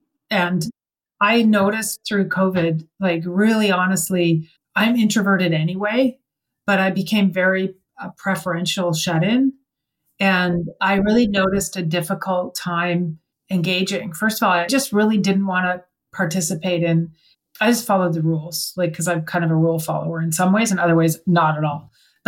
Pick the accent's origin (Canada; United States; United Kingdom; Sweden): Canada; I mean, I'm from Canada. I had to go to California.